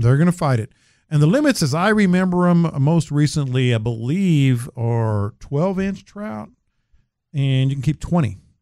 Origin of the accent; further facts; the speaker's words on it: San Antonio, Texas, United States; growing up in San Antonio